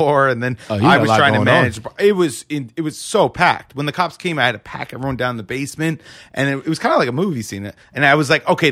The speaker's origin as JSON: {"language": "English", "area": "Rockland County", "region": "New York", "country": "United States", "tie": "born or raised there", "also_born_or_lived": "Bronx, New York", "said": "we moved right up to Rockland."}